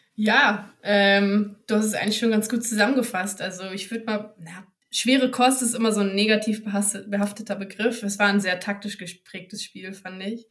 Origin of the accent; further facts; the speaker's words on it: Bremen, Germany; moved away as an adult; now in Hamburg, Germany; als gebürtige Bremerin